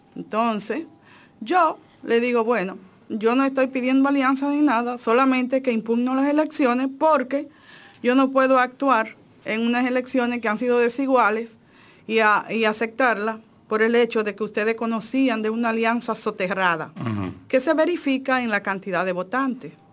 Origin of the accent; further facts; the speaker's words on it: Dajabón, Dominican Republic; yo soy de, de Dajabón. Yo tengo un pensamiento norteño